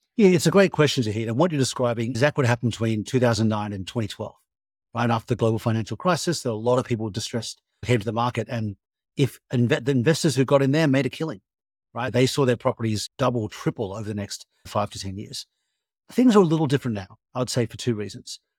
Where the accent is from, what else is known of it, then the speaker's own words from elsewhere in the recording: Australia; moved away as an adult; also born or lived in United States / Europe; as an Australian who spent a lot of time in America and Europe